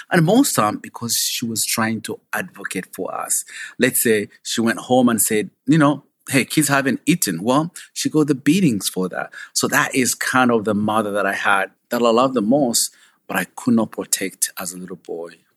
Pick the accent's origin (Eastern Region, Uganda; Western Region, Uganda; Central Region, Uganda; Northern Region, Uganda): Western Region, Uganda; Kabale; moved away; I grew up in a small village called Kabale at the border of Uganda and Rwanda